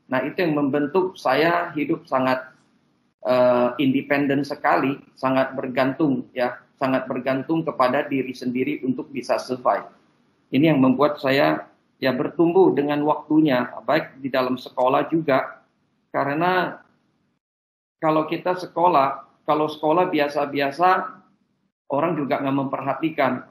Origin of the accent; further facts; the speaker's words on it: Pontianak, West Kalimantan, Indonesia; Bahwa dari kecil sekolah saya itu di Jesuit